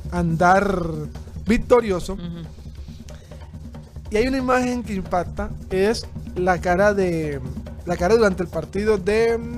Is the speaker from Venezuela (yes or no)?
no; Colombia